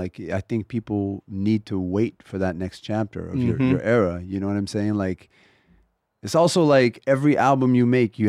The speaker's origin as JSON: {"language": "English", "region": "Texas", "country": "United States", "said": "We want to be the … of funk. I'm from Texas. They're the biggest influence on …."}